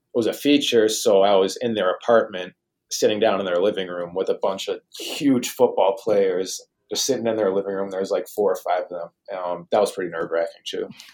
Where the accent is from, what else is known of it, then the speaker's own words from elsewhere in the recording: Boston, Massachusetts, United States; moved away; I'm from the Boston oh. area